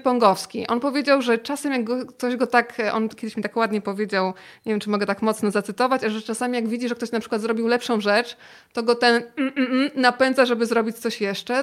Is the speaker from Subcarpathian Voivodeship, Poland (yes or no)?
yes; Rzeszów, Subcarpathian Voivodeship, Poland; pochodzimy z tego samego miasta. To pozdrówmy nasze miasto rodzinne